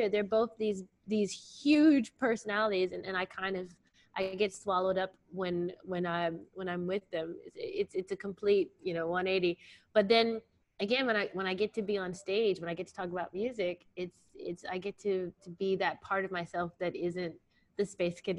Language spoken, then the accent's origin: English; Virginia, United States; born there; also born or lived in Alabama; I was born in Virginia. I'm a Southern okay. girl.